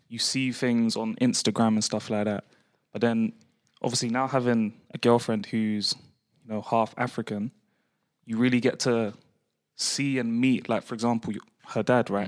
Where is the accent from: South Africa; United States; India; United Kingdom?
United Kingdom; London; growing up in London